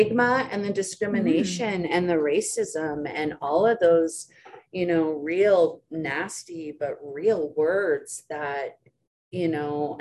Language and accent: English; High Level, Alberta, Canada; now in Edmonton, Canada; originally from Treaty 8, so I was born in High Level, and now I am so absolutely humbled and honored and grateful to be working and living life on Treaty 6